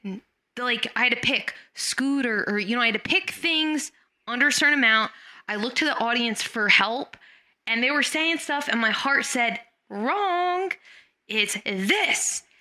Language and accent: English; Lakehurst, New Jersey, United States; I'm a temp receptionist from the airship capital of the world, Lakehurst, New Jersey